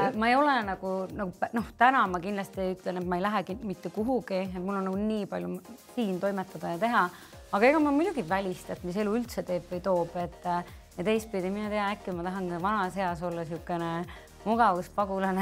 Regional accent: Väätsa, Järva County, Estonia; moved away as an adult; now in Tallinn, Estonia; ma olen pärit Järvamaalt, Väätsalt

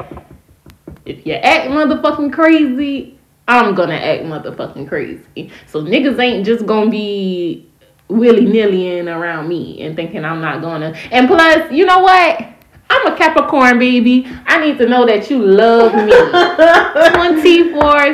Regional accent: Savannah, Georgia, United States; I am from Savannah

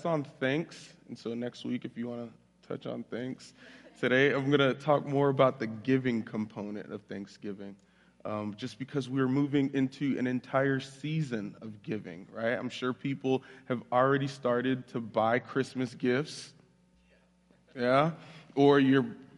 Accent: Florida, United States; moved away as an adult; also born or lived in Bridgeport, Connecticut; now in Jackson, United States; I was raised down in Florida, so if you hear an accent while I'm speaking, that's why

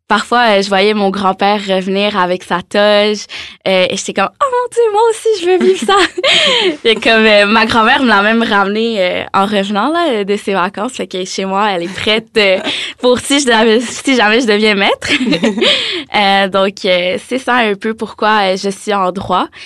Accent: Montreal, Quebec, Canada; first language French; moved away as an adult; now in Quebec City, Canada; J'ai déménagé à Québec euh, justement pour euh, étudier en droit, mais je suis originaire de Montréal. Euh, j'ai choisi le droit parce que je viens un peu d'une, d'une famille d'avocats. Euh, dans le fond, mon pays originaire, c'est l'Algérie.

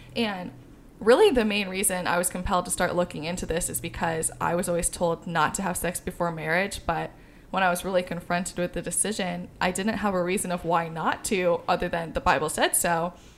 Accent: Midwest, United States; I grew up in the Midwest

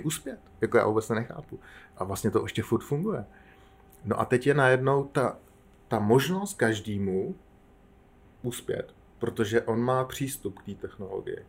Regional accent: Czechia; my jako Češi jsme zažili

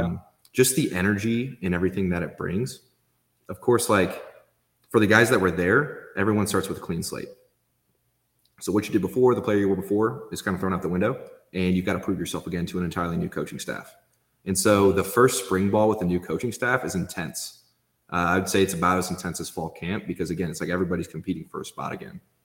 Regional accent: Indianapolis, Indiana, United States; I'm from Indy

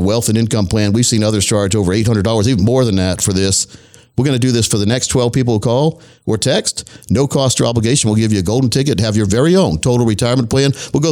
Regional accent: United States; I'm like a typical American

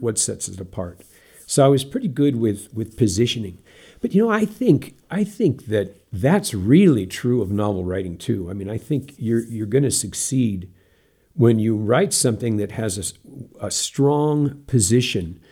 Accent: Santa Rosa, California, United States; moved away; also born or lived in Southern Oregon; I grew up in Santa Rosa, California

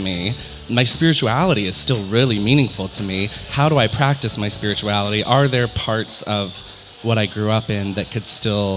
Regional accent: Western North Carolina, United States; moved away as an adult; now in San Diego, United States; I am from the Bible Belt, born and raised in Western North Carolina in the Appalachians.

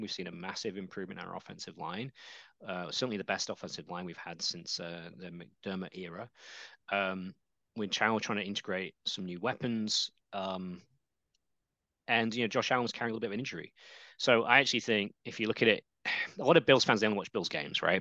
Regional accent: England, United Kingdom; the fact I was from England

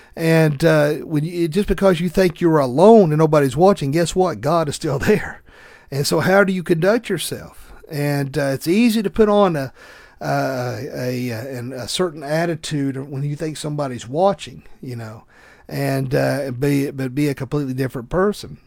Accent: the South, United States; accent: thick Southern; my thick Southern accent

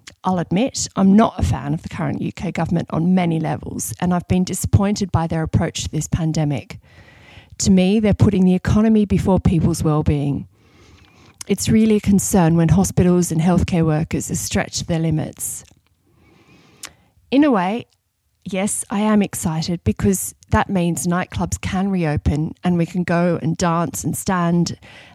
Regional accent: Sydney, New South Wales, Australia; moved away as an adult; now in London, United Kingdom; I'm originally from Sydney, Australia, but have been based in London since 2008.

